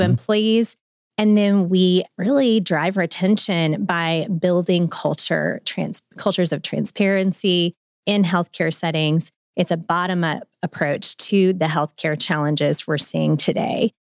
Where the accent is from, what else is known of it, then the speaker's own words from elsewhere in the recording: Memphis, Tennessee, United States; moved away as an adult; also born or lived in Chattanooga, Tennessee / Nashville, Tennessee; now in Northwest Arkansas, United States; I'm a Memphian. I'm from Memphis, but now I'm in Northwest Arkansan